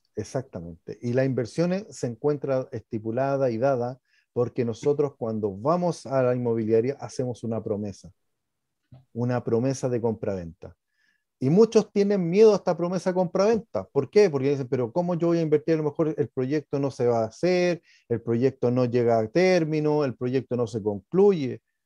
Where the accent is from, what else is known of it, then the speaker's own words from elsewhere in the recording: Chile; estamos dentro del país de Chile. Nosotros estamos dentro de un ecosistema que somos todos chilenos